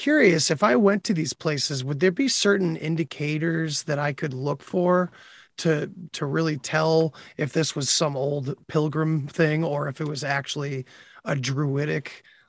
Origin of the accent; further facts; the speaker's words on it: New England, United States; I'm from New England. I live in Massachusetts